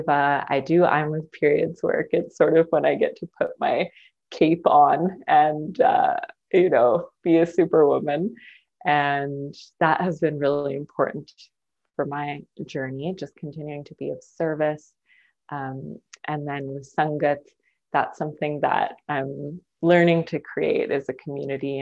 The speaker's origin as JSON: {"language": "English", "town": "Maple Ridge", "region": "British Columbia", "country": "Canada", "tie": "born or raised there", "also_born_or_lived": "Burnaby", "moved": "as an adult", "lives_now": "Halifax, Canada", "said": "I was born in Burnaby, but grew up in Maple Ridge, Canada."}